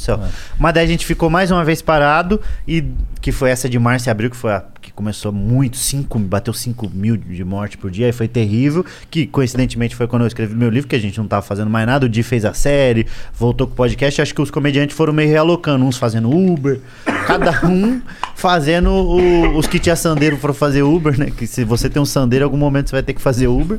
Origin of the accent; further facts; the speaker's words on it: Pinhais, Paraná, Brazil; moved away; also born or lived in Curitiba; Eu morava, sou de, de Curi, nasci em Curitiba, mas morava em Pinhais